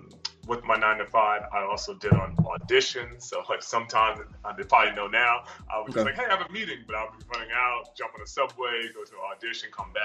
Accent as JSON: {"language": "English", "area": "Long Island", "region": "New York", "country": "United States", "tie": "born or raised there", "moved": "yes", "said": "I'm originally from New York, yeah. Born and raised. I grew up on Long Island, lived in New York City."}